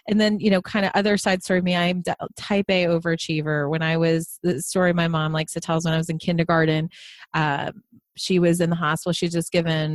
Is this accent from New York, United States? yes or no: yes; Long Island, New York, United States; I grew up in a HUD house. So we were in low income housing on Long Island